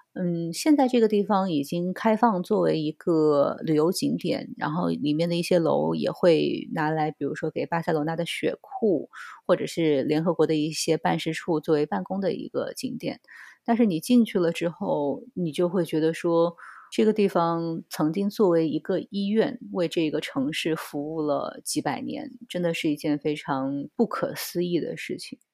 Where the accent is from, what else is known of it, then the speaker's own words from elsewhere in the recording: China; moved away as an adult; now in Barcelona, Spain; 作为中国人来说